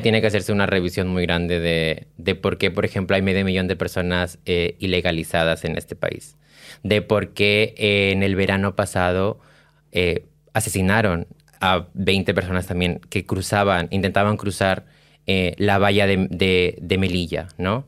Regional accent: Peru; now in Spain

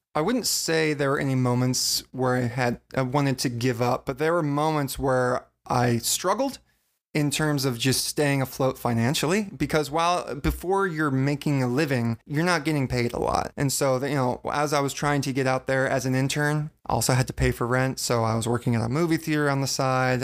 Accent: Virginia, United States; now in Los Angeles, United States; I grew up in Virginia and I moved out here coast to coast

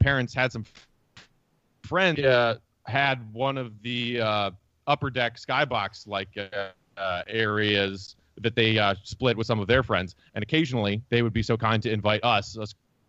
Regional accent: Glen Ellyn, Illinois, United States; So I grew up in Glen Ellyn, which is a suburb out in the northwest suburbs area, and there since I was three.

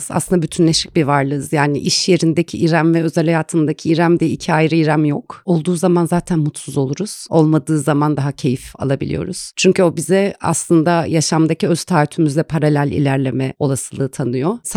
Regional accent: Ankara, Turkey; Doğma büyüme Ankaralıyım. Eğitimimi de Ankara'da

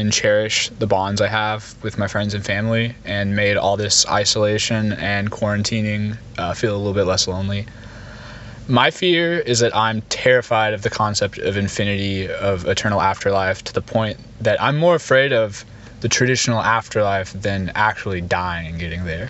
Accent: Atlanta, Georgia, United States; Hi, I'm … from Atlanta, Georgia.

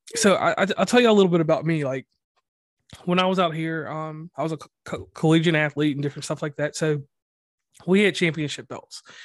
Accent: Mid-Atlantic, United States; accent: West Virginia; I'm from the Mid-Atlantic. So, Virginia, Pennsylvania, Kentucky, M, Virginia, wherever, all that area, North Carolina also

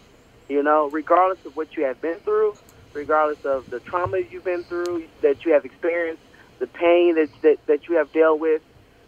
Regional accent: Oklahoma City, Oklahoma, United States; also born or lived in Texas; So I was born and raised in Oklahoma City.

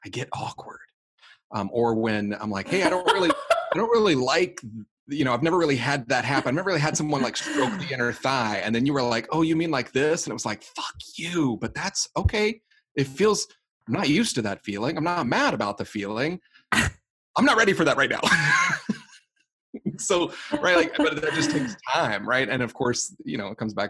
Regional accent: the South, United States; moved away; I'm originally from the South.

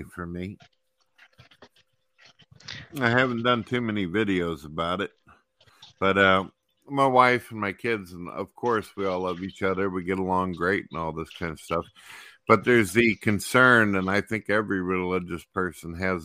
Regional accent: Missouri, United States; I'm from Misery

